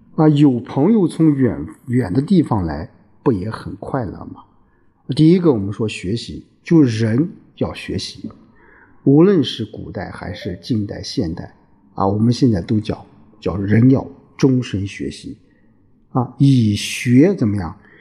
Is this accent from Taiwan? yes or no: no; China; 所以说，我们中国人有这种从骨子里面就有什么？有种孝悌的思想